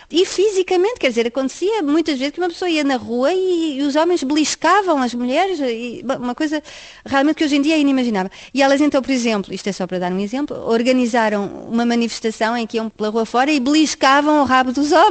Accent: France; Em França existe isto já sou eu enquanto francesa a criticar a França

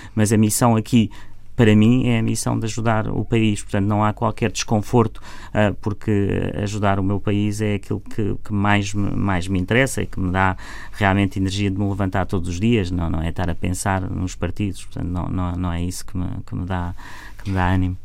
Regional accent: Portugal; eu, como português

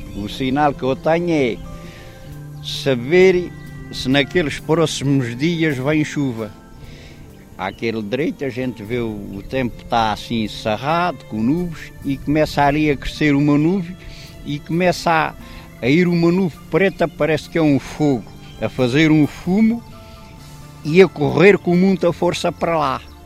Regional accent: Sesimbra, Setúbal, Portugal; sou da Azóia, há pessoas que dizem-me logo assim, então você é da terra do vento.

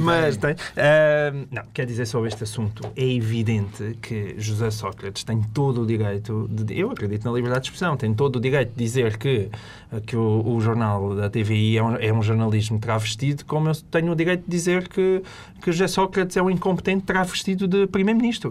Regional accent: Portalegre, Alentejo, Portugal; sou de Porto Alegre

